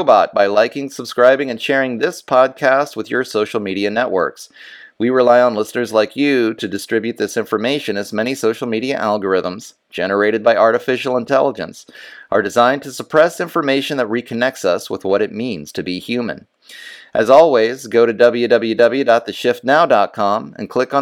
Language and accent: English; United States; me as an American